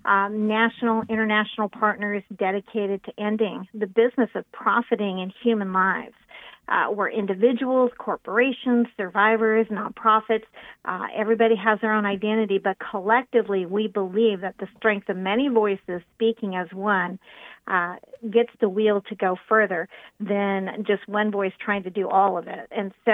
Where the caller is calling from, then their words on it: Central Oregon, United States; I'm calling in from Central Oregon, so right in the middle of the state.